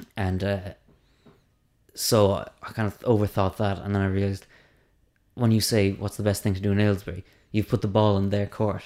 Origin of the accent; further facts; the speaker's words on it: Cork, Munster, Ireland; I'm from Cork.